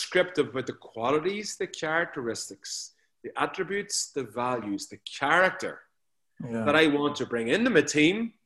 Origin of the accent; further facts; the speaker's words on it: near Newry, Armagh, Northern Ireland, United Kingdom; accent: Northern Ireland brogue; A little place outside Newry.